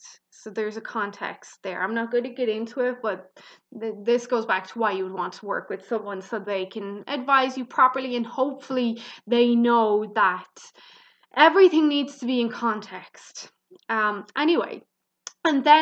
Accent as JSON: {"language": "English", "country": "Ireland", "said": "I'm Irish, so I pronounce things kind of harder than Americans do."}